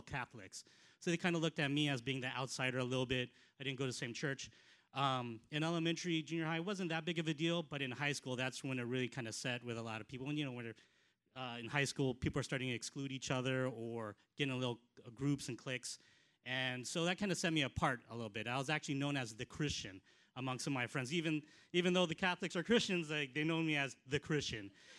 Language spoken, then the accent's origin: English; Los Angeles, California, United States; moved away; also born or lived in South Carolina; we moved out to Southern California, L.A. area, when I was 4 years old